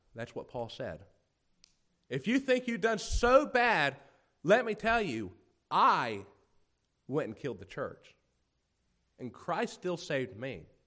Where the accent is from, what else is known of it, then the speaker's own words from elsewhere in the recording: United States; growing up in America